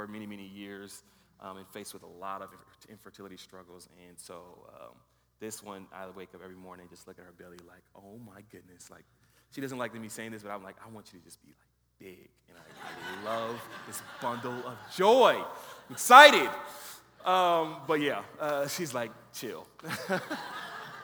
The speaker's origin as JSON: {"language": "English", "town": "Los Angeles", "region": "California", "country": "United States", "tie": "born or raised there", "also_born_or_lived": "Riverside, California", "moved": "as an adult", "lives_now": "Boulder, United States", "said": "We are originally from Los Angeles, born and raised in Los Angeles, California."}